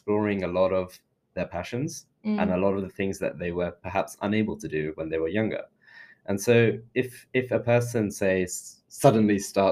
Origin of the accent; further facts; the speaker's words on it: London, United Kingdom; also born or lived in Leicester; I moved here when I was 4, so I'm a Londoner